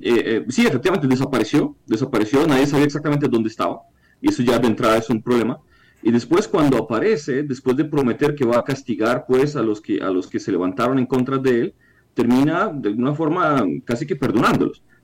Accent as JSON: {"language": "Spanish", "country": "Ukraine", "said": "siendo ucraniano"}